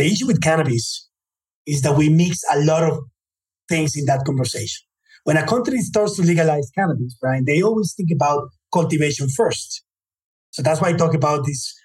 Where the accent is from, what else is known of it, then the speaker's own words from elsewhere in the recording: United States; I was born in the United States